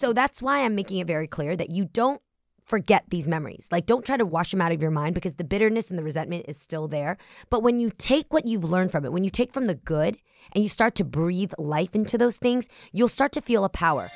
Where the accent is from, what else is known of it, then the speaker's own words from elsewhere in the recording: the Bay Area, California, United States; we're both from the Bay Area